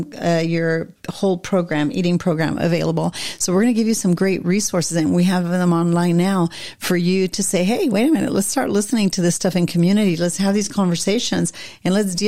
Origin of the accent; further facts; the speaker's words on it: Montevideo, Uruguay; I grew up in Montevideo